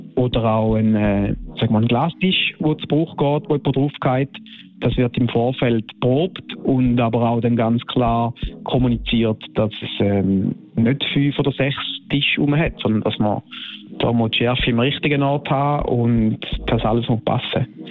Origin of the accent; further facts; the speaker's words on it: Switzerland; bei uns in der Schweiz ist das äh, eine Familie, eine Stammfamilie, wo wir kennen uns alle